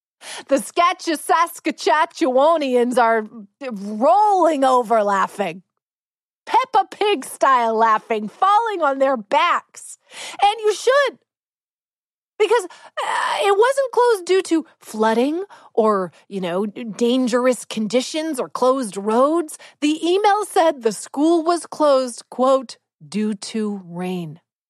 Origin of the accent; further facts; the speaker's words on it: Vancouver, British Columbia, Canada; now in Los Angeles, United States; Listen, I grew up in Vancouver.